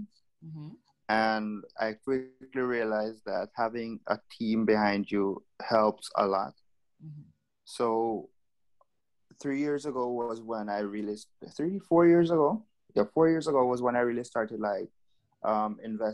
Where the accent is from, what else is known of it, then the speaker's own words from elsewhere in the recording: Jamaica; now in Curaçao; I'm originally from Jamaica